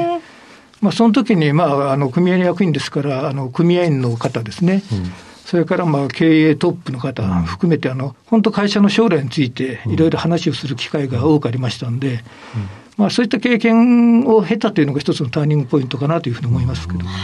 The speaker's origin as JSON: {"language": "Japanese", "town": "Imabari", "region": "Ehime", "country": "Japan", "tie": "born or raised there", "said": "愛媛県で、あの、愛媛県の今治市"}